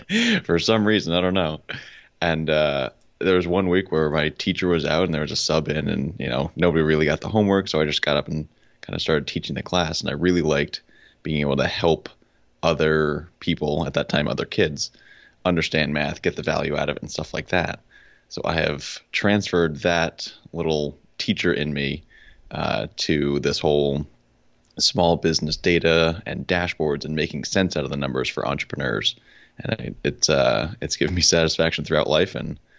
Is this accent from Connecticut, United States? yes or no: yes; Connecticut, United States; now in Charlotte, United States; I'm originally from Connecticut, which we were just talking about. We're very proud of our pizza there. And it's one of the bright spots of Connecticut. But I moved down to Charlotte, North Carolina, because there's a whole lot more going on down here.